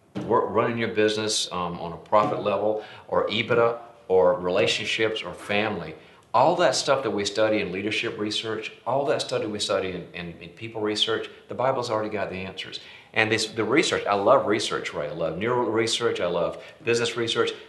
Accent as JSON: {"language": "English", "region": "North Carolina", "country": "United States", "tie": "born or raised there", "also_born_or_lived": "Dallas", "moved": "as an adult", "said": "I was born and raised in North Carolina"}